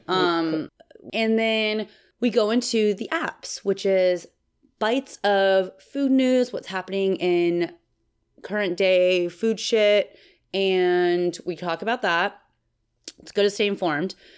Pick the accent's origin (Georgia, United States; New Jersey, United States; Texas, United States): Texas, United States; I'm from Texas